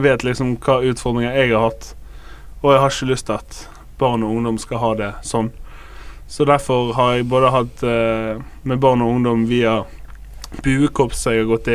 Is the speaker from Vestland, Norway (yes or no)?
yes; Bergen, Vestland, Norway; Jeg er fra Loddefjord, Fyllingsdalen